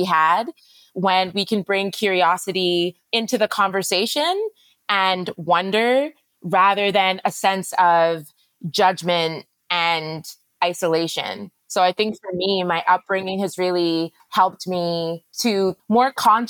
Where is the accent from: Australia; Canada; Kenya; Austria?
Canada; also born or lived in Middle East; now in Ghana; I was born in Canada, which meant that by that point, both of my parents had left Ghana